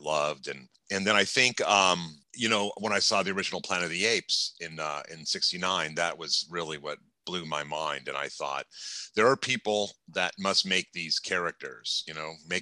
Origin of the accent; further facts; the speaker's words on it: Los Angeles, California, United States; growing up in Los Angeles.